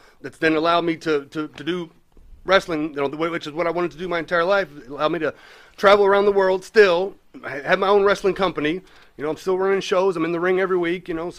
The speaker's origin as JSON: {"language": "English", "town": "Louisville", "region": "Kentucky", "country": "United States", "tie": "born or raised there", "said": "I grew up in Louisville."}